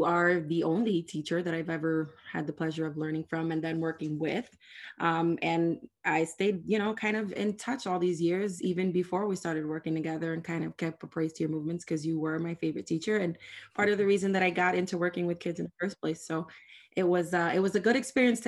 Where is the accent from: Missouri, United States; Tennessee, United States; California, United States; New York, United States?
New York, United States; New York City; I'm from the South Bronx